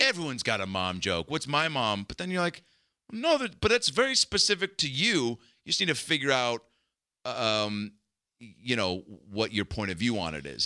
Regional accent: Seattle, Washington, United States; growing up in Seattle

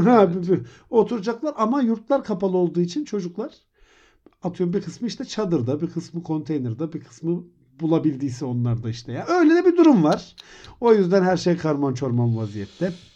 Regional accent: Turkey; Türkiye'de doğdum

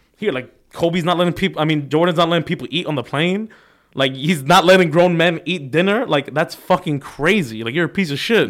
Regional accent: Cyprus; I'm from Cyprus, little country this big on the map.

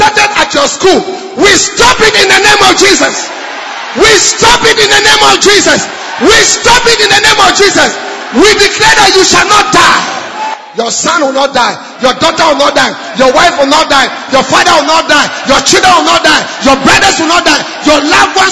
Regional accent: Nigeria; I'm from Nigeria

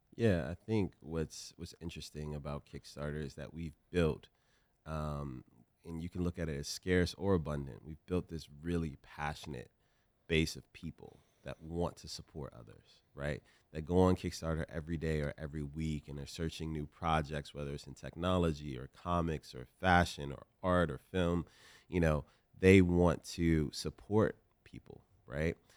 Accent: Richmond, Virginia, United States; I come from South Side, Richmond, Virginia.

